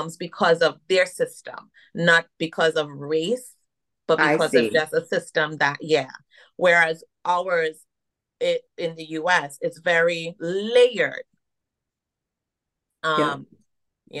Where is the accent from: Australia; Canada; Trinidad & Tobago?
Trinidad & Tobago; moved away as an adult; now in United States; I was born here and I left around four and I moved to Trinidad. That's where my mom is from and my dad is from Jamaica. So I am a Caribbean woman. I identify as that. You can hear it. I can't hide it. That's where I was raised.